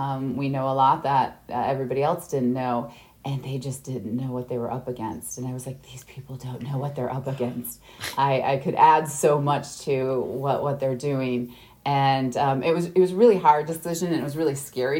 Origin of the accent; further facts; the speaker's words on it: Midwest, United States; I'm from the Midwest, so I'm used to the cold winters